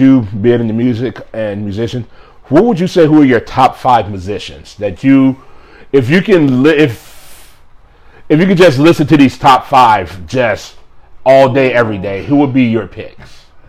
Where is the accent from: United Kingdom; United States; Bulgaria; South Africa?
United States; Indiana; because growing up in Indiana, having a little ties with the … is like …, ….